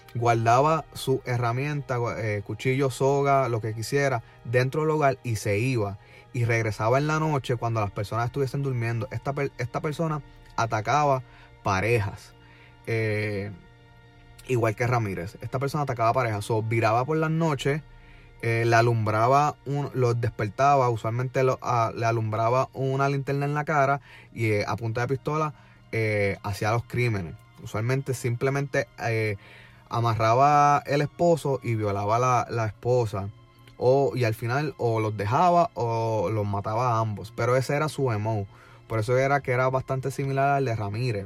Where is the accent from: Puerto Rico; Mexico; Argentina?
Puerto Rico; now in Orlando, United States; nosotros como puertorriqueños